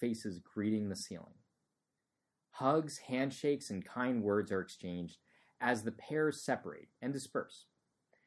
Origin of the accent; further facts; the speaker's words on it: New Jersey, United States; moved away as an adult; also born or lived in Florida; I came from New Jersey, suburban, you know, I think 95% of my high school class was white Caucasian